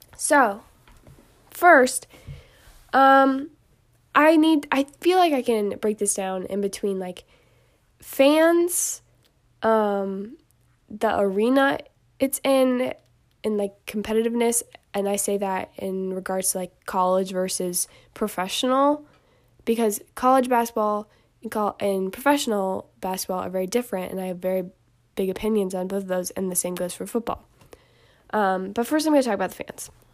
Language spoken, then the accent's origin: English; Indiana, United States; I am from Indiana